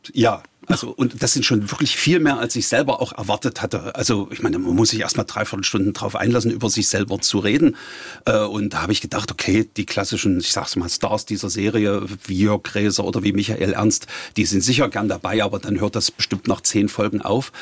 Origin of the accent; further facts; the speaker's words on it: Halle, Saxony-Anhalt, Germany; ich bin ja Hallenser